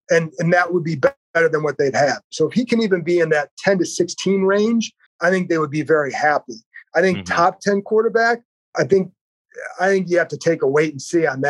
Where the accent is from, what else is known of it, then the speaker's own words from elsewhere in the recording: Cleveland, Ohio, United States; I grew up in Cleveland.